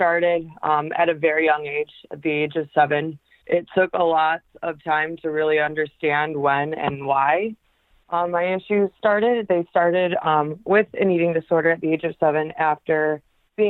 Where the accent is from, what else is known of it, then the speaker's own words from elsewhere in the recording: Michigan, United States; also born or lived in Macomb, Michigan; I am actually from Michigan. I live in a little suburb called Macomb, about a half hour outside of Detroit